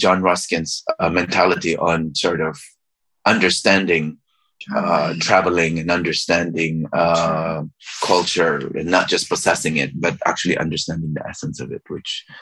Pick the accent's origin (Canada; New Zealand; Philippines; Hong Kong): Philippines; moved away; also born or lived in California / Cambridge, Massachusetts; I was Chinese from the Philippines.